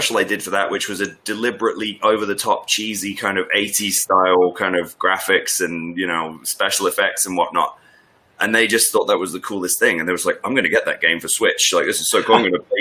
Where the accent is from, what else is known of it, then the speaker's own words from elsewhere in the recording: Northwest Norfolk, East of England, United Kingdom; I grew up in Northwest Norfolk